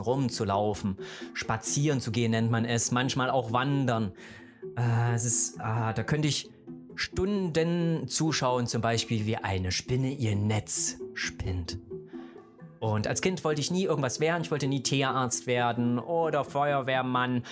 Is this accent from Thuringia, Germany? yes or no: yes; Gera, Thuringia, Germany; ich bin in der DDR groß geworden, ne? Äh, in Thüringen geboren, im beschaulichen Thüringen, wunderschön, in der hässlichen Stadt Gera